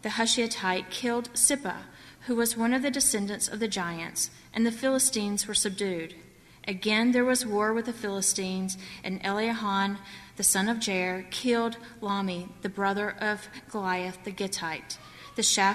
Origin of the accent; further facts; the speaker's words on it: the South, United States; accent: southern; my southern accent